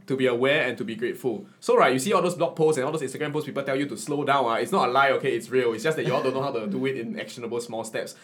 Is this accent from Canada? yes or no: no; Singapore; as a Singaporean identity